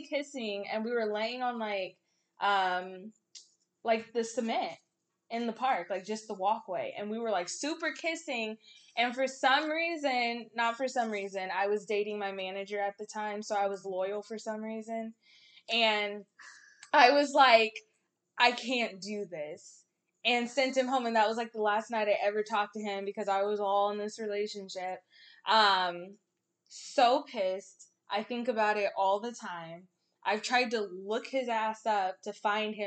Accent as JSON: {"language": "English", "area": "the Bay Area", "region": "California", "country": "United States", "moved": "yes", "lives_now": "the Valley, United States", "said": "I'm from the Bay"}